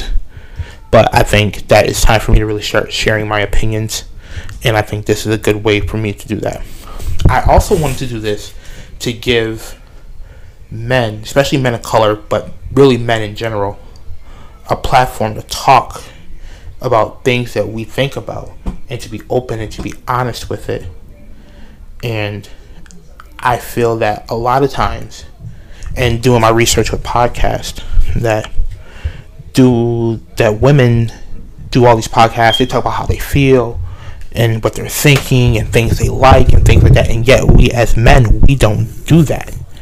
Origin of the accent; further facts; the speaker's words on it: Buffalo, New York, United States; born and raised in Buffalo, New York. That's where I'm living right now.